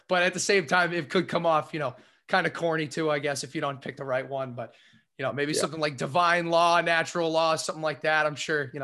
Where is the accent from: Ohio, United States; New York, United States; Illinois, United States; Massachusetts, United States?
Massachusetts, United States; I'm from Massachusetts